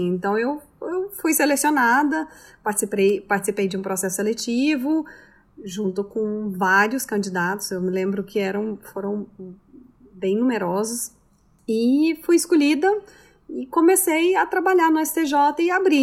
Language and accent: Portuguese; Goiânia, Goiás, Brazil; moved away as an adult; also born or lived in Brasília / Paris, France; now in New York, United States; Eu sou de Goiânia, Goiás, então do centro né, do Brasil